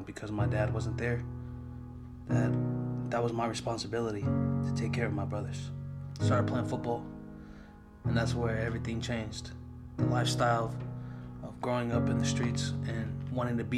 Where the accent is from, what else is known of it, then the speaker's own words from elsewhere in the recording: San Francisco, California, United States; I was born and raised in San Francisco